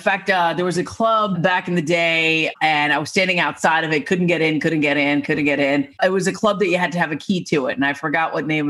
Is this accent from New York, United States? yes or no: yes; New York City, New York, United States; I'm from Staten Island.